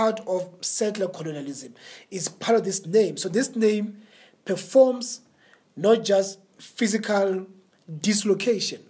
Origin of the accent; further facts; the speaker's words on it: South Africa; I'm from South Africa